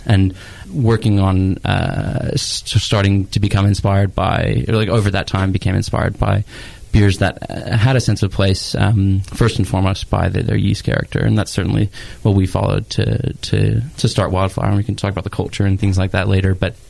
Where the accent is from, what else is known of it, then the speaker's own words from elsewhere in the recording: Dallas, Texas, United States; moved away as an adult; now in Sydney, Australia; I'm originally from Dallas, Texas. And I never brewed here, but I sort of moved to Australia after high school and spent some time there. And then decided I wanted to stay and did my university degree there.